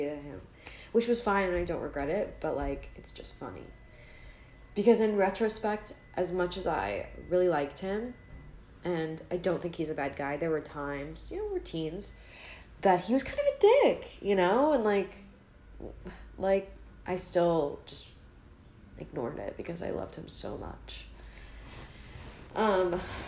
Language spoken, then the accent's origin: English; Maryland, United States; I'm from Maryland.